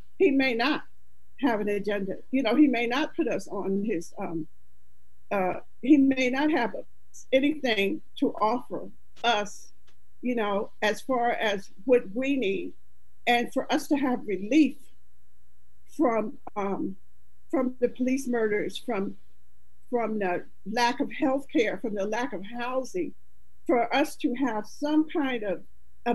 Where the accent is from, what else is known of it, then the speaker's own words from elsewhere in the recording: Pennsylvania, United States; I'm from Pennsylvania